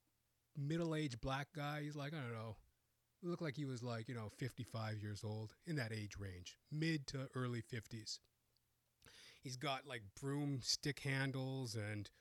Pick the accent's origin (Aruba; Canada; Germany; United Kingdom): Canada; born and raised in Canada